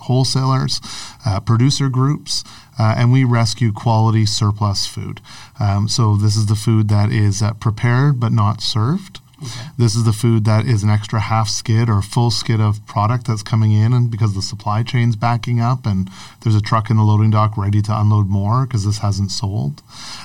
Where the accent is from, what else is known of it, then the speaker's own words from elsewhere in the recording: Newmarket, Ontario, Canada; also born or lived in Sudbury / Richmond Hill; now in Toronto, Canada; I grew up in Newmarket, went to school in Sudbury